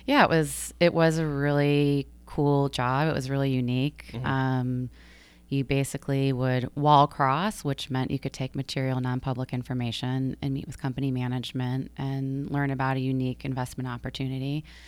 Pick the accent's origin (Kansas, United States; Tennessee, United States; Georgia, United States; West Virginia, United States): Georgia, United States; also born or lived in Michigan / New York City; now in Long Island, United States; I grew up in Georgia